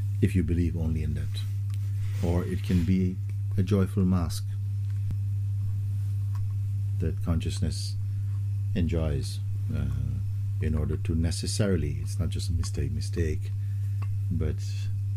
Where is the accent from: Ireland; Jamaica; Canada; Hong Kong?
Jamaica; when I was a child growing up in the Caribbean, in Jamaica